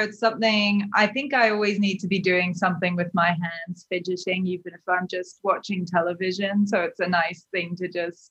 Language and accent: English; London, United Kingdom; now in New York, United States; Well, I grew up in London and then New York, which is where I am now.